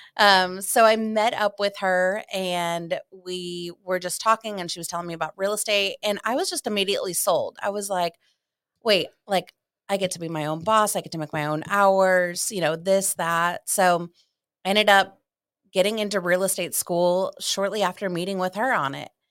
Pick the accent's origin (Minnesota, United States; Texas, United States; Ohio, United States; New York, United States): Ohio, United States; moved away as an adult; also born or lived in South Carolina; I'm originally from Ohio, and I went to college in South Carolina